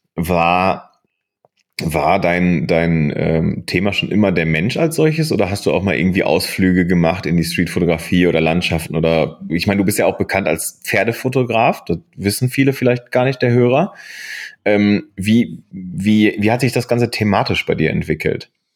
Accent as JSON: {"language": "German", "town": "Bochum", "region": "North Rhine-Westphalia", "country": "Germany", "tie": "born or raised there", "also_born_or_lived": "Aachen", "moved": "yes", "said": "ich bin 1983 in äh, Bochum geboren ähm, und äh, bin im Herzen nach wie vor Bochumer."}